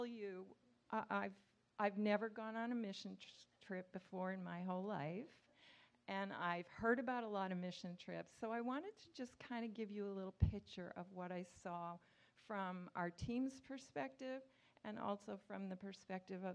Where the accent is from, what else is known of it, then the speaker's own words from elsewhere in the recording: Nova Scotia, Canada; I grew up in Canada, Nova Scotia